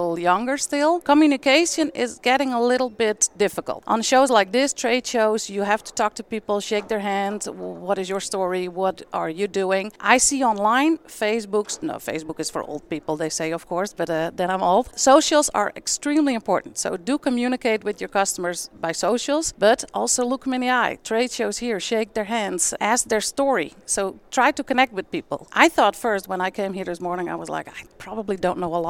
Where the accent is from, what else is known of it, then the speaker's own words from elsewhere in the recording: Friesland, Netherlands; moved away as an adult; also born or lived in India; now in Texas, United States; I was born and raised in the Netherlands, like a lot of dairy farmers in the US as well. And my husband and I immigrated 5 years ago from Friesland all the way up north of the Netherlands to Texas.